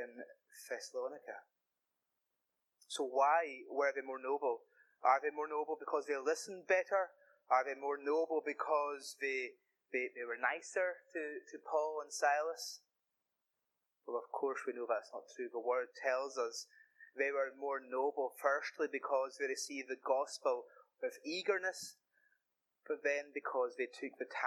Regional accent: the Hebrides, Scotland, United Kingdom; I am a boy from the Hebrides

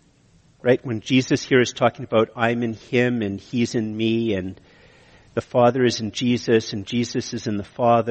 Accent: Canada; I'm Canadian

